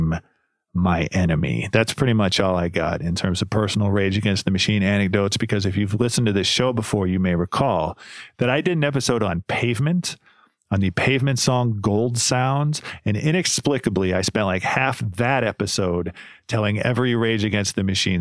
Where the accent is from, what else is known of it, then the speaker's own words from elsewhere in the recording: Ohio, United States; I grew up in Ohio